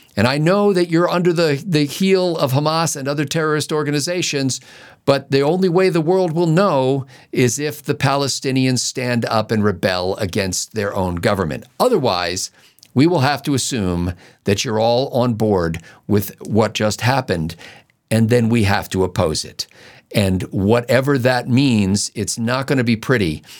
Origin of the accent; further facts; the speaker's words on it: Pennsylvania, United States; I was growing up in Pennsylvania, I could ride my bicycle to the Delaware River